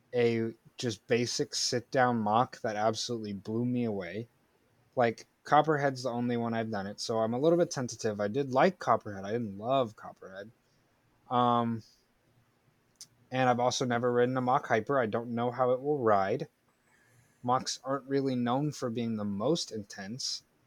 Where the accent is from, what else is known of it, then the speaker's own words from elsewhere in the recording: Florida, United States; my home state of Florida.